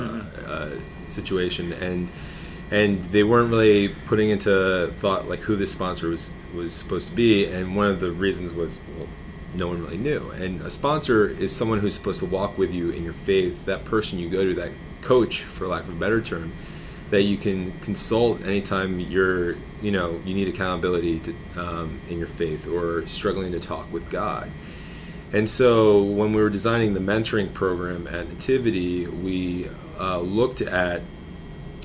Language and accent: English; New Jersey, United States; the parish where I grew up in North Jersey